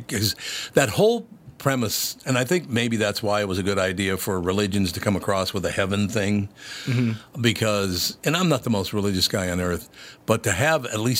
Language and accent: English; Minneapolis, Minnesota, United States; Let me tell you, I grew up in North Minneapolis